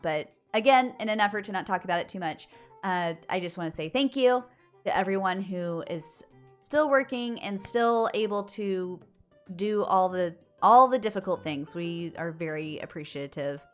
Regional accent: United States

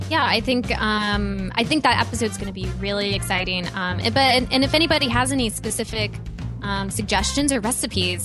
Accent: Midwest, United States; I grew up in the Midwest

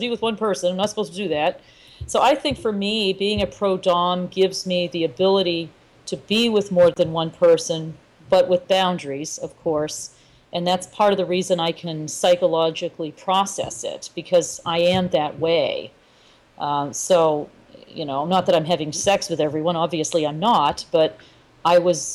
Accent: United States

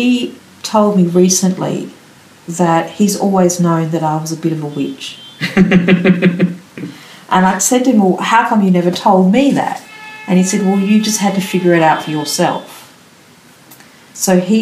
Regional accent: Melbourne, Victoria, Australia; also born or lived in Canberra; growing up in Melbourne

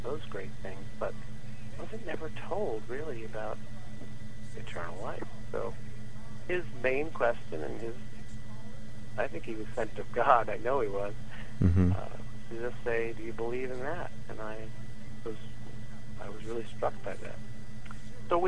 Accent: New York, United States; I grew up in New York mostly, most of my life, right outside New York City, and to Italian parents and Italian family

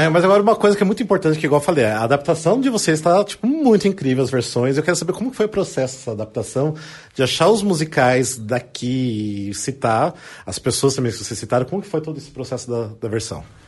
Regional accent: Paraná, Brazil; eu também sou do Sul, mas sou do Paraná

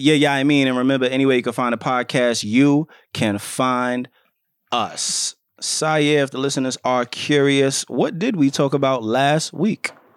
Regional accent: New York City, New York, United States; we're both fathers, we're both from the Bronx

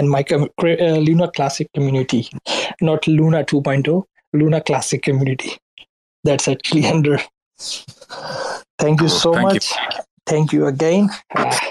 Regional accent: Karachi, Sindh, Pakistan; now in Berlin, Germany; I'm actually backgrounded from Pakistan, Karachi, and now I'm in Berlin

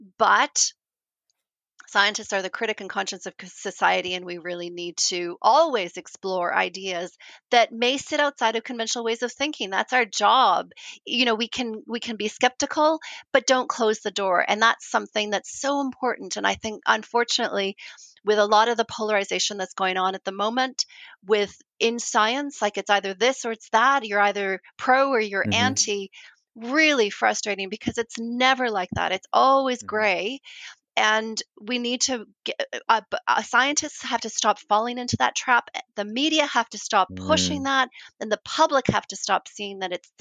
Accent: Canada; moved away as an adult; also born or lived in New Zealand; now in Christchurch, New Zealand; Canadian, and I moved to New Zealand

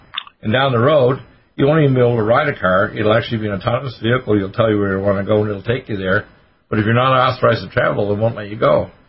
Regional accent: Canada; also born or lived in Detroit, United States; Right. I was born in Detroit, but I was raised in Canada.

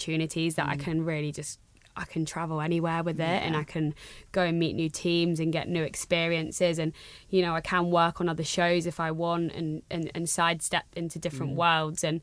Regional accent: Jersey; also born or lived in Brighton; I'm from Jersey. I was, you know, I went to school here. Went to uni off island. I came back.

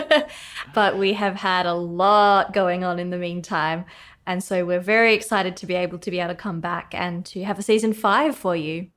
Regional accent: Australia; now in Cape Town, South Africa; I am from Australia originally, but now I'm very excited to be back in Cape Town in person

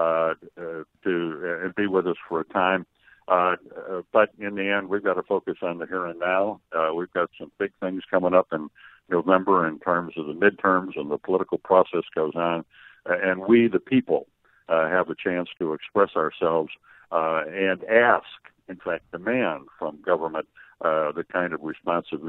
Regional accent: Illinois, United States; I'm the guy from Illinois, I'm not moving out of Illinois

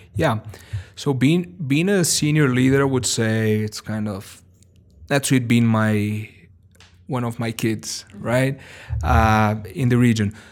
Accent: São Paulo, Brazil; English is a second language; also born or lived in Missouri, United States; I was born and raised in Sao Paulo, Brazil

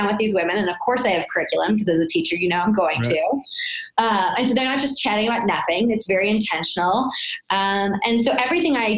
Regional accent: St. Louis, Missouri, United States; It was a very humbling experience being born and raised in St. Louis

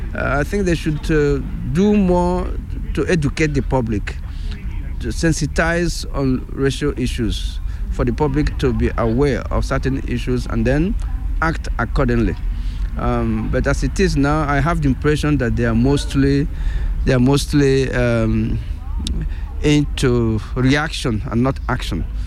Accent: Nigeria; first language Igbo; English is a second language; moved away as an adult; now in Switzerland; I come originally from Nigeria, and um, in the meantime, um, I have been naturalized uh, Swiss.

